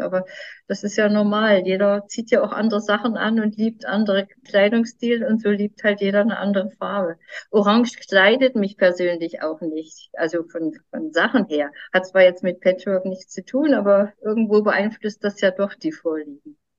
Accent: Mecklenburg-Vorpommern, Germany; bei uns in Mecklenburg, im, im hohen Norden

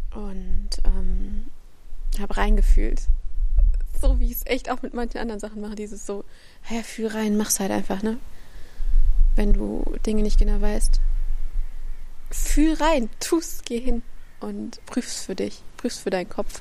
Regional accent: Central Germany, Germany; also born or lived in Freiburg; now in near Heidelberg, Germany; also ich komme aus der Mitte, ich war im Norden, ich war jetzt im Süden

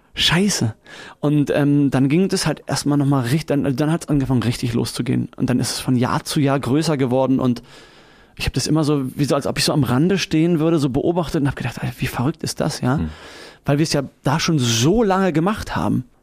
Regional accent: Berlin, Germany; Ich bin auch wirklich in der Stadtrandstraße aufgewachsen

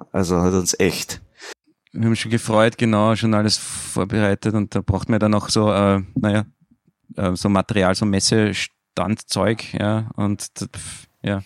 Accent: Austria; bei uns in Österreich

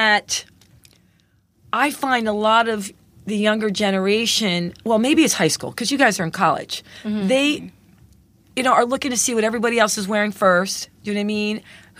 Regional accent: Phillipsburg, New Jersey, United States; I grew up in Phillipsburg, New Jersey

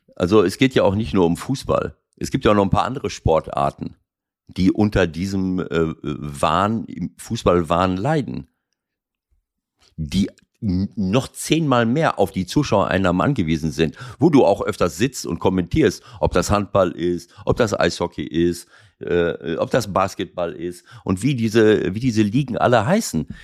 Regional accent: Schloss Holte-Stukenbrock, North Rhine-Westphalia, Germany; moved away; in meinem Heimatort Schloss Holte

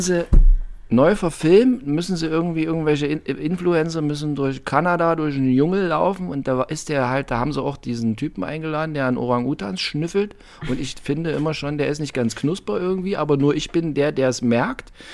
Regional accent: East Germany, Germany; Ich bin aus der DDR

